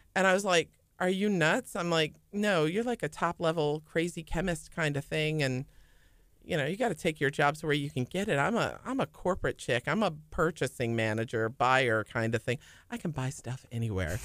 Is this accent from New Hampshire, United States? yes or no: no; St. Charles, Illinois, United States; moved away as an adult; also born or lived in Jackson, Tennessee / Richmond, Virginia; now in Houston, United States; I was born and raised in Saint Charles, Illinois.